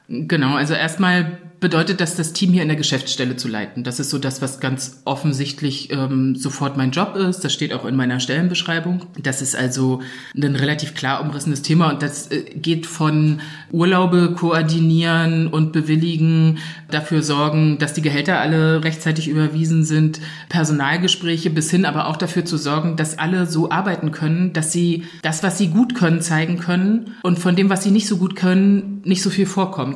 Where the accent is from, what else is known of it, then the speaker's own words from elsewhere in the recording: Anklam, Mecklenburg-Vorpommern, Germany; ich bin geboren und aufgewachsen in Anklam, also so mittendrin in Vorpommern